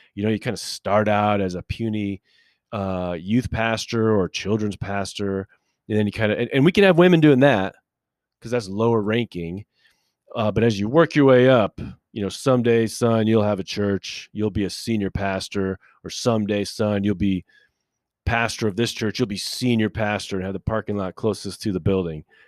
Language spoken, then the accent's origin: English; United States; us as American people